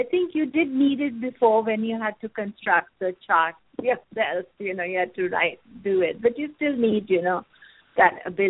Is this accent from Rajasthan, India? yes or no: no; New Delhi, Delhi, India; now in San Francisco, United States; I was born in India many, many years ago.